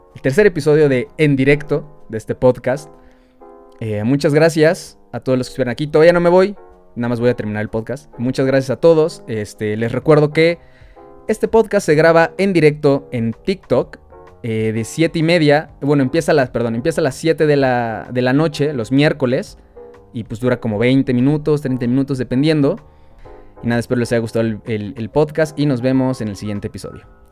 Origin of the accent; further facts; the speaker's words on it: Mexico; nosotros también como mexicanos